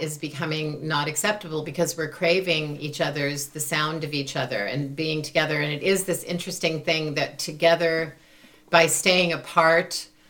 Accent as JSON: {"language": "English", "town": "Chicago", "region": "Illinois", "country": "United States", "tie": "born or raised there", "said": "Now, I grew up in Chicago"}